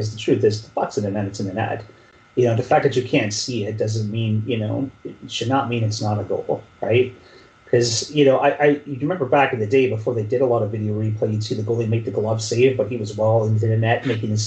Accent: Canada; I'm Canadian.

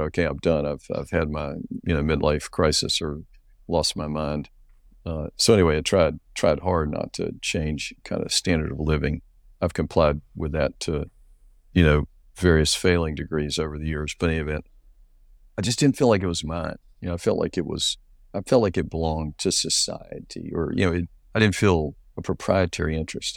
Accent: North Carolina, United States; I grew up in North Carolina much of my life

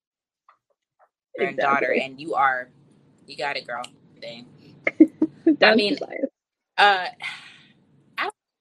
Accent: New Jersey, United States; I'm from New Jersey.

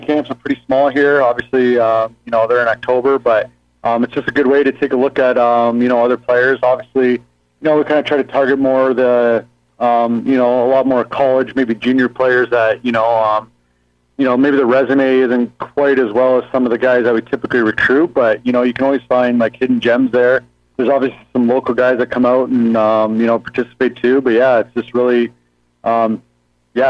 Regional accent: Southern Ontario, Canada; also born or lived in Brantford, Ontario; I'm from Southern Ontario

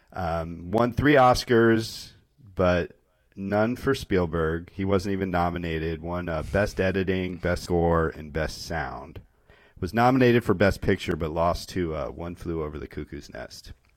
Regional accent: Connecticut, United States; growing up in Connecticut

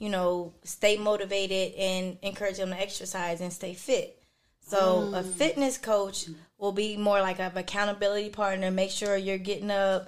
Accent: Dayton, Ohio, United States; I am from Dayton, Ohio, born and raised.

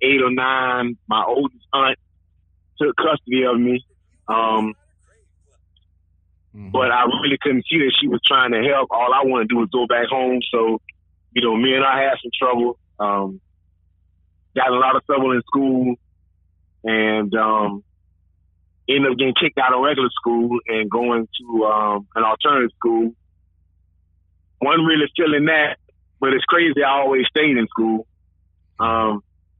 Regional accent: St. Petersburg, Florida, United States; I'm from St. Petersburg, Florida, born and raised

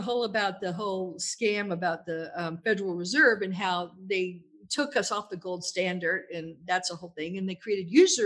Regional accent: Louisville, Kentucky, United States; moved away as an adult; now in Italy; I grew up in Kentucky

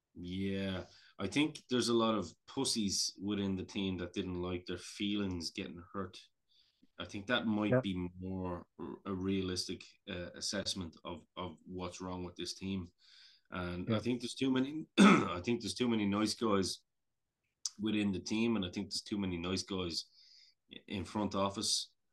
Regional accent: Ireland; I'm Irish

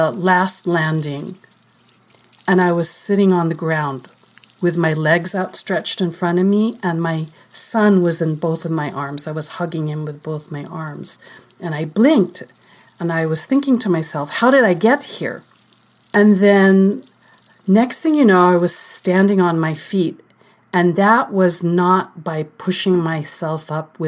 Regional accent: Philippines; moved away as an adult; also born or lived in California, United States; now in New York, United States; I was born and raised here. But for my grade school to high school and college, I grew up in the Philippines.

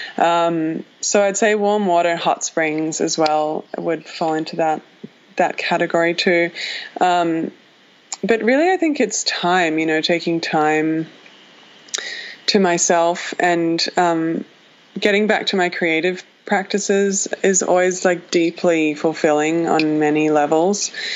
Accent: Australia; moved away as an adult; now in Los Angeles, United States; I left my home country of Australia. My parents live 23 hours away, flight

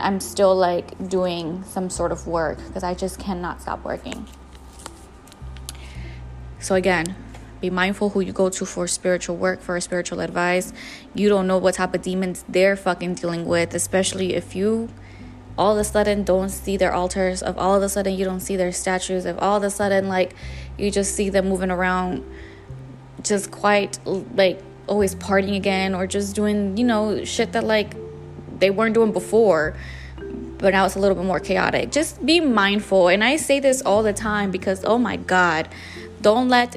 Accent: Jalisco, Mexico; I was born and raised in Jalisco, Mexico.

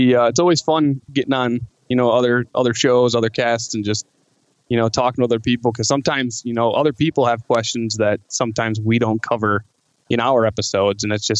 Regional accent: Dorr, Michigan, United States; I grew up in the Grand Rapids area my entire life. just in a little town called Door. So it's south of Grand Rapids.

